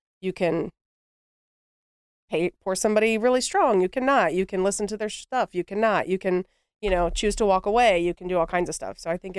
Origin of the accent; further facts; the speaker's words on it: Columbus, Ohio, United States; I grew up in the Bottoms, which is, so if you don't know, the Lower West Side.